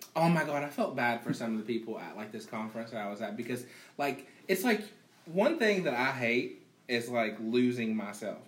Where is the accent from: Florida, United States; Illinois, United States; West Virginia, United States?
West Virginia, United States; Growing up in West Virginia